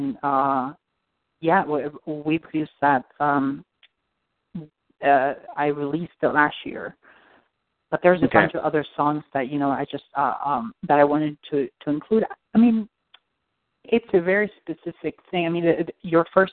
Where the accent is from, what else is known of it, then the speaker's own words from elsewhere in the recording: Argentina; moved away; I'm from Argentina